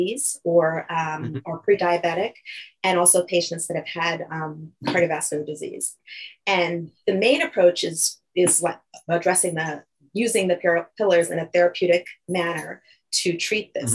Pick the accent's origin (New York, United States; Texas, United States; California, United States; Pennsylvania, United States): New York, United States; moved away as an adult; also born or lived in Fort Lauderdale, Florida; now in Bennington, United States; I'm initially from New York, actually. As you can tell, I did my training and everything there. I grew up there